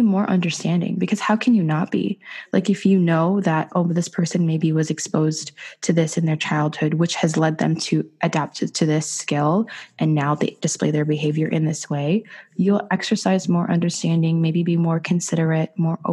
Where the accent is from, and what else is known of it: Ottawa, Ontario, Canada; born or raised there; also born or lived in Dubai, United Arab Emirates